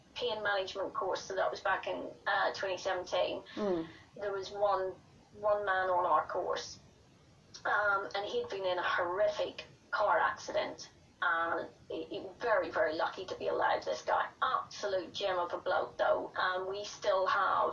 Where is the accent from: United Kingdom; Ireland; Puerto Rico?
Ireland; I'm Irish